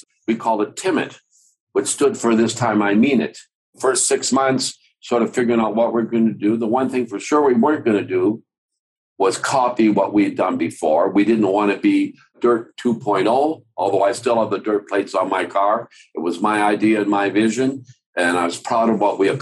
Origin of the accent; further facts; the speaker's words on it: Calgary, Alberta, Canada; also born or lived in Denmark; We came from Denmark in 1952 to Calgary. My mom and my dad and my brother and my sister